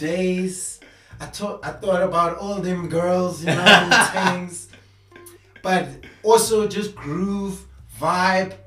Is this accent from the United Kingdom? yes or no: no; South Africa; as a South African